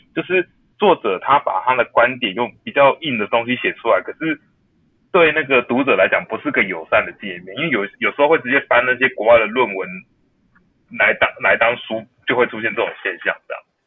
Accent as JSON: {"language": "Chinese", "country": "Taiwan", "said": "我们台湾人"}